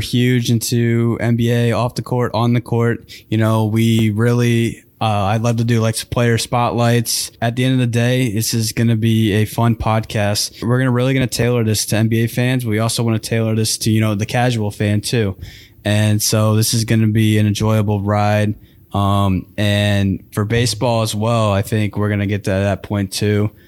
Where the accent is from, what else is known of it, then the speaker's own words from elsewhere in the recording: St. Louis, Missouri, United States; moved away; I am from Saint Louis, Missouri